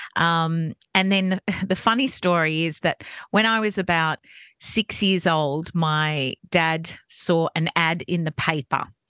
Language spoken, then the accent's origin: English; Campbelltown, New South Wales, Australia; also born or lived in Goulburn; I was born in Goulburn and moved to Campbelltown when I was very young